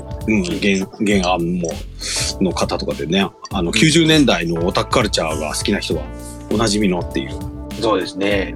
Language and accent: Japanese; Iwate, Japan; moved away; うちの実家も味噌。うん。 あ、岩手